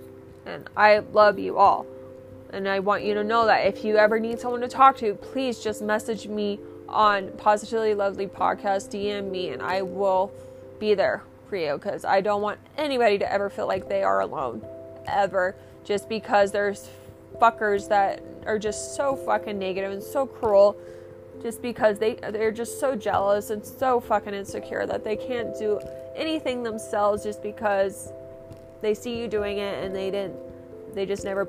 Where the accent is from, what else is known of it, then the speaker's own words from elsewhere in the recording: Orlando, Florida, United States; We're from Orlando, Florida.